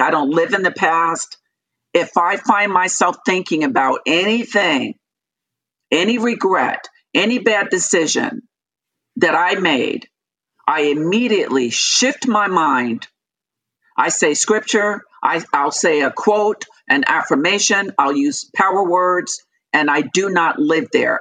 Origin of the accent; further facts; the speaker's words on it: Long Island, New York, United States; moved away as an adult; also born or lived in Okinawa, Japan / California / South Carolina; I was born and raised in New York, Long Island, New York